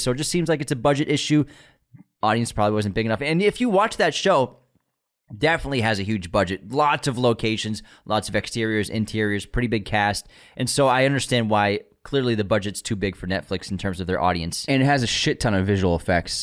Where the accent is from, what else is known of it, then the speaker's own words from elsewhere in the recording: United States; I'm American